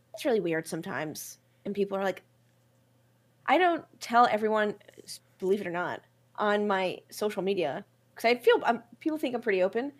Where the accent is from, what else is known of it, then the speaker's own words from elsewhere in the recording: New York City, New York, United States; I'm from New York City. I'm from Brooklyn.